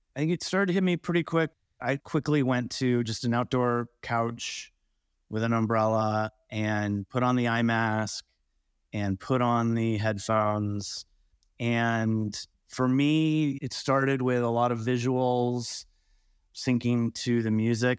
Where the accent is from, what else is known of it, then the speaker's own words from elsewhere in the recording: California, United States; also born or lived in Colorado; now in Montana, United States; I grew up in California